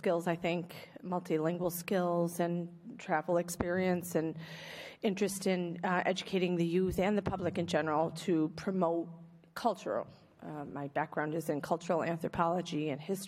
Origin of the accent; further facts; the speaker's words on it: Pittsfield, Massachusetts, United States; moved away as an adult; also born or lived in Italy; now in Fitchburg, United States; a city that's very similar to my own, which is Pittsfield, Mass. And I understand that's another gateway city. I grew up there in the 80s